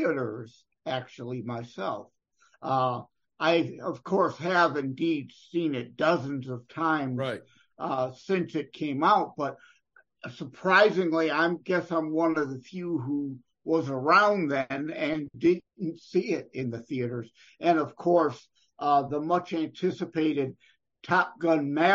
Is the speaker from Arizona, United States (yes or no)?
no; Wyandotte, Michigan, United States; I'm born and raised in the Southeast Michigan area